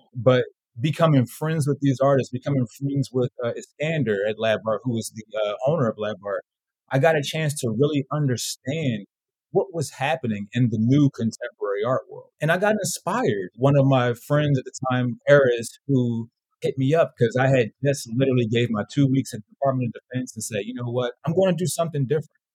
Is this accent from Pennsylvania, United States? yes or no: yes; Philadelphia, Pennsylvania, United States; moved away as an adult; also born or lived in Los Angeles; I was born in Philly, West Philadelphia, born and raised.